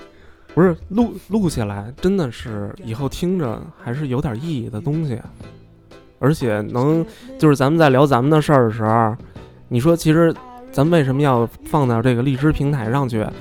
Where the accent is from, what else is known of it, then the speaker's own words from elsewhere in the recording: Beijing, China; 咱们是北京的，真 是土生土长的孩子